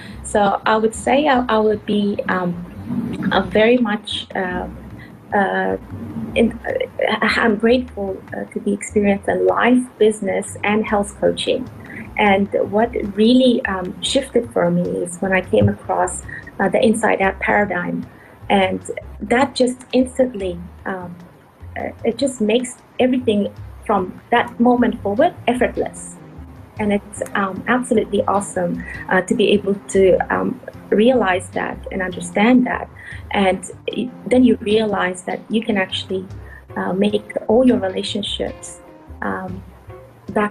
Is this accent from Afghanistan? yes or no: yes; Afghanistan; now in Sydney, Australia; we were very fortunate in Afghanistan